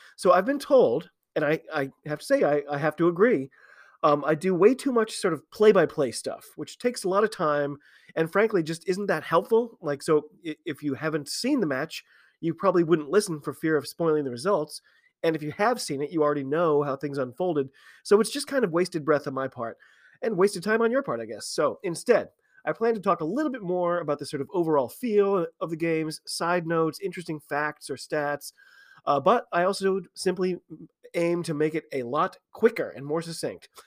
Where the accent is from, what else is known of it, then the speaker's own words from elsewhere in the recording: United States; I'm an American rugby fan